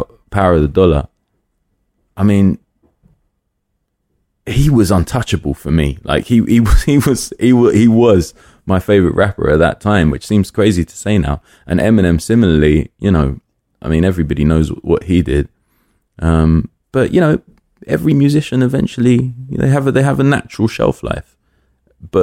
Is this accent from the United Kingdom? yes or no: yes; London, United Kingdom; I grew up in Willesden